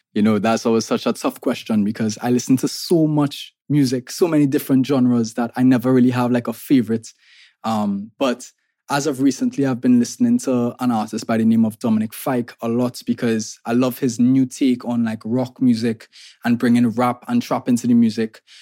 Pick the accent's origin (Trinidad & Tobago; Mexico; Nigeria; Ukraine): Trinidad & Tobago; I'm an artist from Trinidad and Tobago